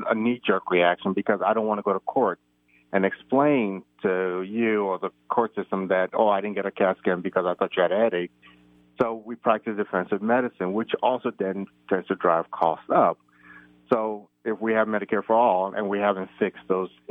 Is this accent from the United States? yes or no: yes; United States; also born or lived in Nigeria; having grown up in the United States and being American